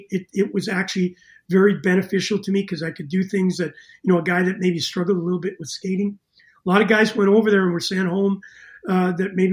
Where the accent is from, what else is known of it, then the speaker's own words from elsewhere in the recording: Winnipeg, Manitoba, Canada; a lot of people knew I was from Winnipeg, never made the NHL, came through the Winnipeg Jets.